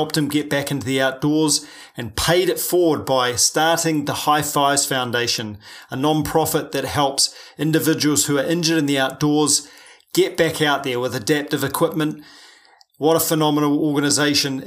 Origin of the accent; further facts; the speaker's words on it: New Zealand; I'm a paraplegic from New Zealand